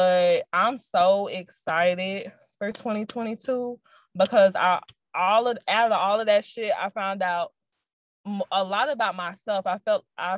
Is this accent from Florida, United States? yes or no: yes; Jacksonville, Florida, United States; I never wanted to come back to fucking Jacksonville and stay good. Like, it just wasn't in my plan. Nothing against my hometown